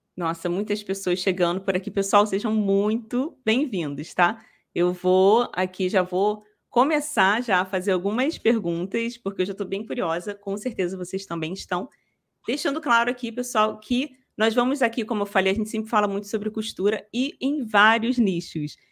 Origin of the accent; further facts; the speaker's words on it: Rio de Janeiro, Brazil; eu sou daqui do Rio, da capital